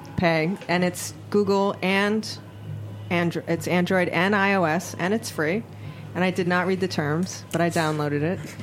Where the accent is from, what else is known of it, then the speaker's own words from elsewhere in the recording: Honolulu, Hawaii, United States; now in New York City, United States; I am born and raised in Hawaii. I'm oh, from Oahu, cool. in a little town called Kalihi.